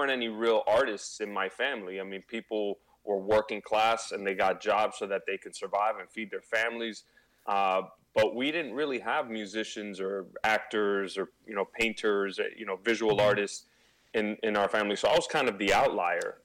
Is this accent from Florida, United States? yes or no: yes; Miami, Florida, United States; being born and raised in Miami to, you know, Cuban parents